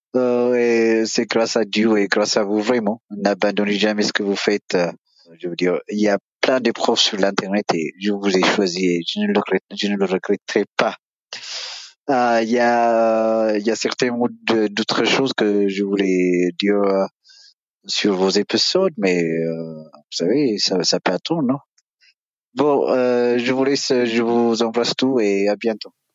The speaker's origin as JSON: {"language": "French", "country": "Ethiopia", "second_language": "French"}